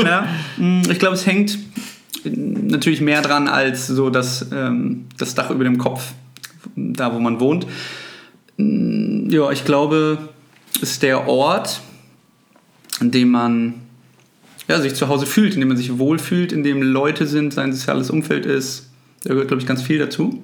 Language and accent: German; Sulingen, Lower Saxony, Germany; now in Hanover, Germany; meine alte Heimat ist so Suling, da bin ich aufgewachsen